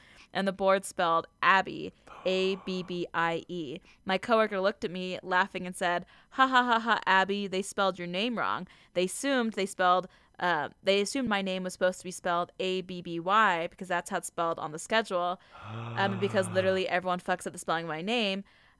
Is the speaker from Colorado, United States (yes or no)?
no; Rock Springs, Wyoming, United States; I started working at the movie theater in my hometown of Rock Springs, Wyoming.